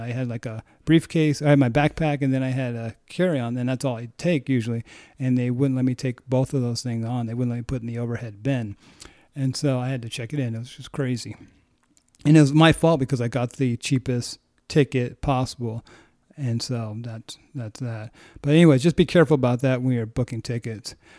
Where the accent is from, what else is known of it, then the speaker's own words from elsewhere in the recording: United States; as an American